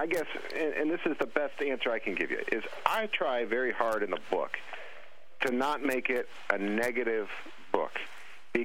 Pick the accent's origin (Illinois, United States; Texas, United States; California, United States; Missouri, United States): Missouri, United States; St. Joseph; moved away; I'm sitting here in an office in my hometown of St. Joseph, Missouri